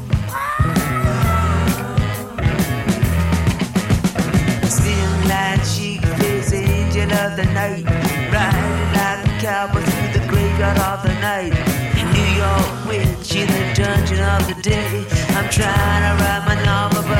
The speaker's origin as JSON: {"language": "English", "town": "New York City", "region": "New York", "country": "United States", "tie": "born or raised there", "said": "Bayside. I grew up in Bayside."}